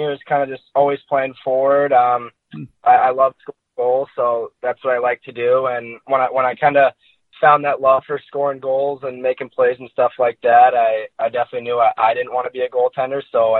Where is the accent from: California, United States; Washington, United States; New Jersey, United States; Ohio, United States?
New Jersey, United States; Chatham; moved away; also born or lived in Red Bank, New Jersey; No, I'm from Chatham, New Jersey. I was born in Red Bank, but I kind of grew up in Chatham, New Jersey.